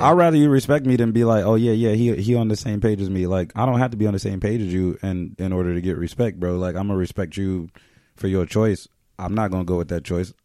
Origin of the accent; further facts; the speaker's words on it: United States; just being American.